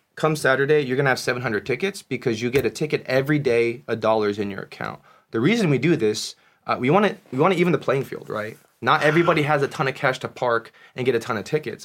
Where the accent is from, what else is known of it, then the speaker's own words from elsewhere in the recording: United States; my parents were born in Korea, I was born in America